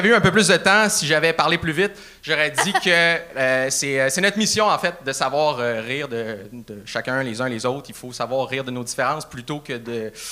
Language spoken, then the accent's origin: French; Sainte-Foy, Quebec, Canada; Je viens d'où de Québec? Ouais. sainte fois.